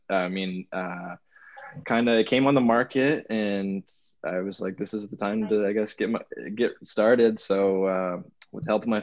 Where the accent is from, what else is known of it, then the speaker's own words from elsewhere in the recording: Orrington, Maine, United States; I'm actually from Orrington as well